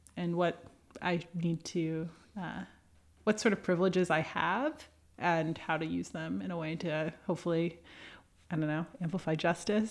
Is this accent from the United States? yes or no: yes; New York, United States; moved away as an adult; also born or lived in Boston / Washington; now in San Francisco, United States; I grew up in New York, about thirty miles northwest of New York City